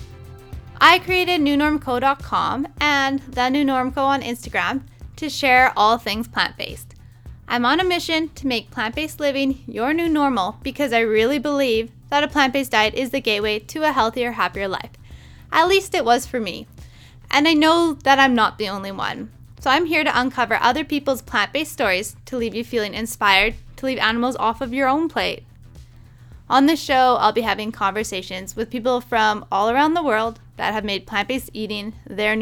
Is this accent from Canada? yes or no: yes; Prince Rupert, British Columbia, Canada; our hometown is called Prince Rupert